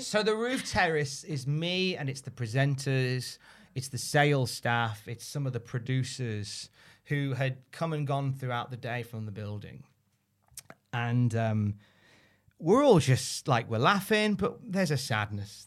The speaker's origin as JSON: {"language": "English", "country": "United Kingdom", "said": "we're British"}